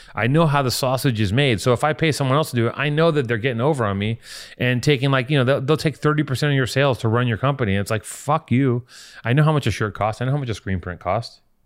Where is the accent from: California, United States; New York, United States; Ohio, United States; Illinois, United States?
California, United States; Los Angeles; I'm from here.